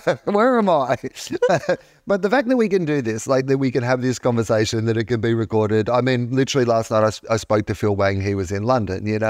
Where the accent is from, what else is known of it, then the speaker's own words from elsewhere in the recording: Sale, Victoria, Australia; I was born in the Gippsland Base Hospital of Sale. I, I went to s, high school in Sale